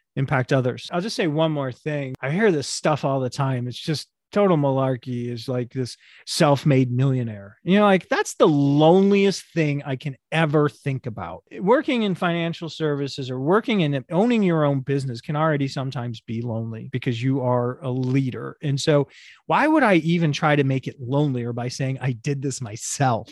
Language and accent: English; United States; moved away; also born or lived in Sao Paulo; I'm an American in a foreign country